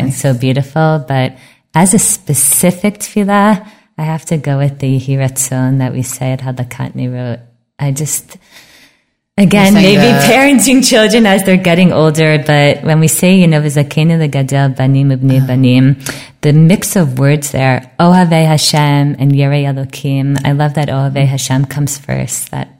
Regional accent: United States; now in Israel; we're so American

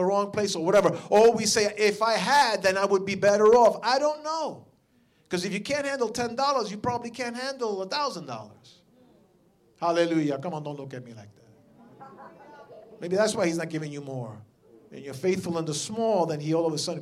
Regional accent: New York, United States; I'm from New York

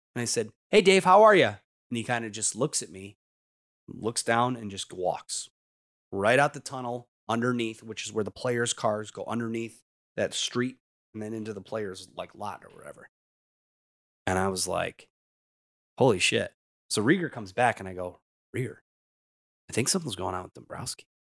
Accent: Detroit, Michigan, United States; I was so privileged and blessed to be able to work in my hometown, the teams I grew up watching

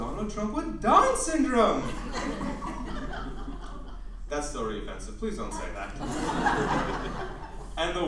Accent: United States; also born or lived in Arizona; Growing up in America as a child of Indian parents

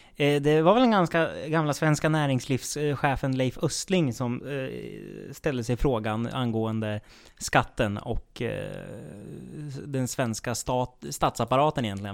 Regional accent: Söderhamn, Gävleborg County, Sweden; i Söderhamn vet jag i alla fall, där jag kommer ifrån

